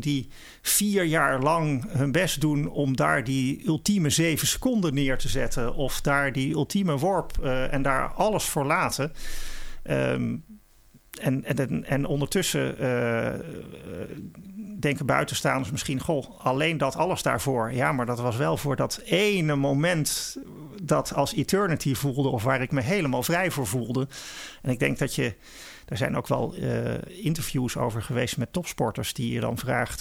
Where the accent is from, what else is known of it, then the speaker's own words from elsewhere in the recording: Netherlands; wij als Nederlanders